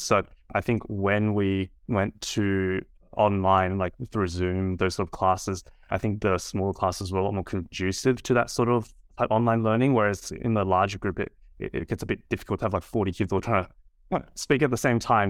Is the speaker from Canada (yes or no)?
no; Sydney, New South Wales, Australia; I was, uh, born and raised in Sydney.